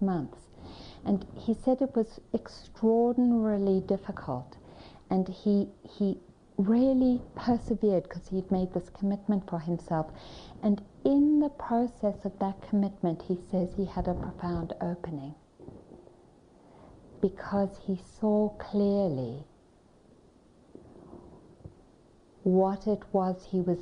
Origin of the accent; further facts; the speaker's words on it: Johannesburg, Gauteng, South Africa; I was born in Johannesburg, South Africa